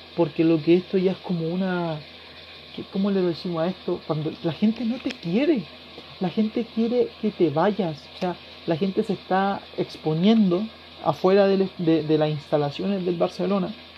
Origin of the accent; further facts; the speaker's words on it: Chile; yo soy de Chile, yo vivo al otro lado del mundo